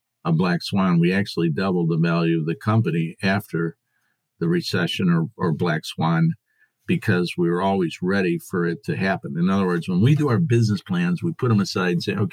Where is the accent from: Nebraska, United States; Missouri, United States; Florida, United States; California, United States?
Missouri, United States; Springfield; I'm from Springfield, Missouri in the United States